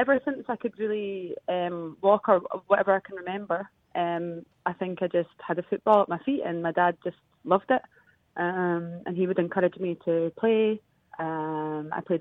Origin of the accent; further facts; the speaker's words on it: Perth, Scotland, United Kingdom; I grew up in Perth